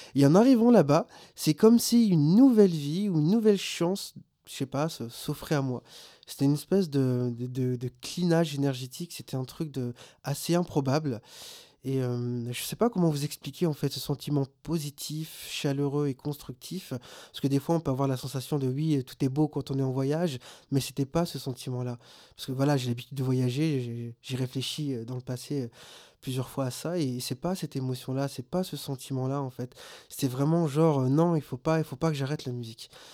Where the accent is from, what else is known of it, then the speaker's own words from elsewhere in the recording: Réunion; moved away; also born or lived in Maubeuge; je suis réunionnais, je viens donc de l'île de la Réunion